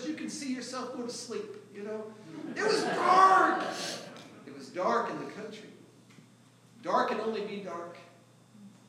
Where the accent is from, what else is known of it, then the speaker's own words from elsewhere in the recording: St. Louis, Missouri, United States; I grew up in North County, St. Louis, where it was never dark where I lived